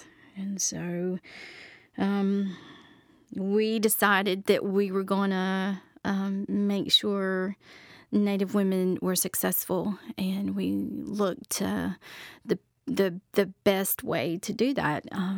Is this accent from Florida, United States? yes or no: no; Charlotte, North Carolina, United States; I grew up in Charlotte, North Carolina, so I grew up in a big city.